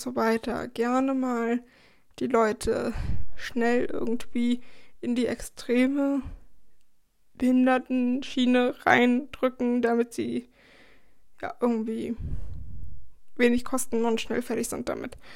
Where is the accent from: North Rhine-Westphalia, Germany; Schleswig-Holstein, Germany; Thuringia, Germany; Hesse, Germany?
Schleswig-Holstein, Germany; moved away as an adult; also born or lived in Baden-Württemberg; ich komme aus Schleswig-Holstein, also aus dem Bundesland ganz, ganz weit oben in der Nähe von Hamburg.